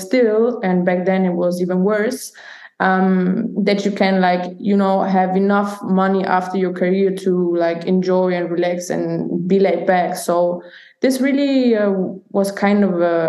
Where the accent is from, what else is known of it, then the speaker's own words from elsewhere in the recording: Nuremberg, Bavaria, Germany; moved away as an adult; also born or lived in Italy; I grew up in Nürnberg in Bavaria